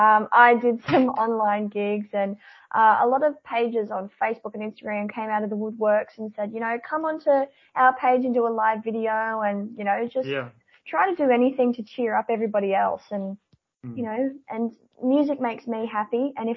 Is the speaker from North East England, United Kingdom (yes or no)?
yes; Newcastle, North East England, United Kingdom; my hometown of Newcastle